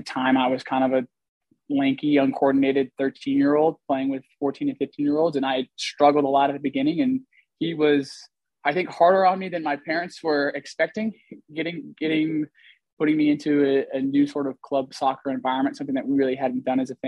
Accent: Seattle, Washington, United States; also born or lived in San Cristobal de las Casas, Chiapas, Mexico; I grew up in Seattle

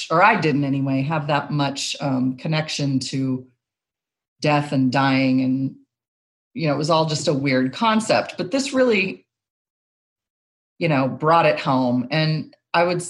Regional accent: Long Beach, California, United States; I grew up in Long Beach.

